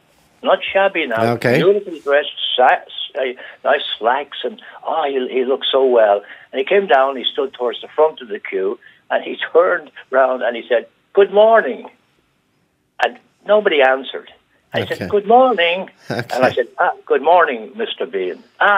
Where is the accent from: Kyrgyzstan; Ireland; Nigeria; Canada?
Ireland; Bray, Leinster; That's my hometown, Bray in County Wicklow.